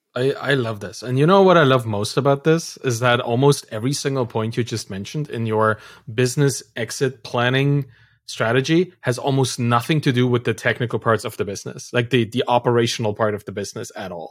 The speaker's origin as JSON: {"language": "English", "town": "Dresden", "region": "Saxony", "country": "Germany", "tie": "born or raised there", "moved": "yes", "said": "I come from Dresden in, in Germany. That's my birth town. That's where I'm from."}